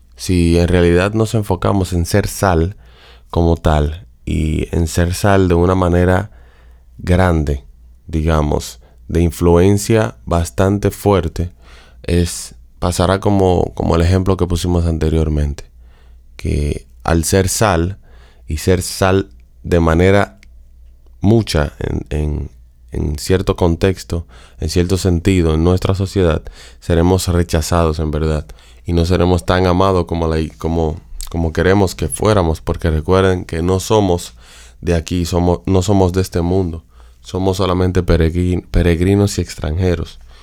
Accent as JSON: {"language": "Spanish", "country": "Dominican Republic", "said": "de donde soy, República Dominicana"}